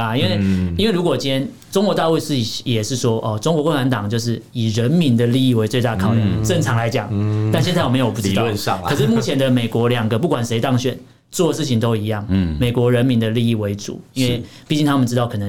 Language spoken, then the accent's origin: Chinese; Taiwan; 我们台湾也不缺语言人才嘛。